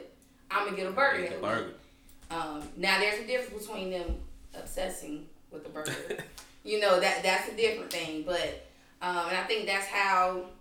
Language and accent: English; Durham, North Carolina, United States; moved away as an adult; now in Greensboro, United States; I'm from Durham, North Carolina. Graduated from Riverside High School.